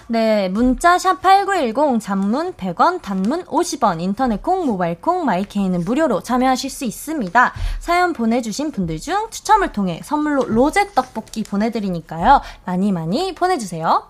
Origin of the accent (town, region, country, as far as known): Jeolla, South Korea; moved away